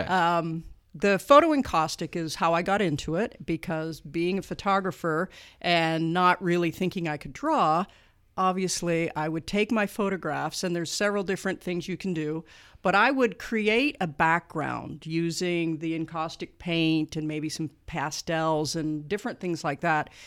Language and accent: English; Canada; moved away as an adult; now in Muncie, Indiana, United States; I am Canadian